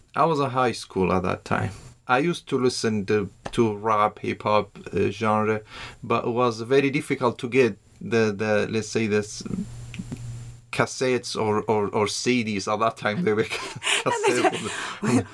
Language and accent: English; Iraq; also born or lived in Iran / Shaqlawa, Iraq / Saladin, Iraq / Ankara, Turkey; I was born in uh, Iran in uh, 85. I'm originally from Iraq, but before I was born, my, my family was uh, they were refugees in Iran, and we came back in '91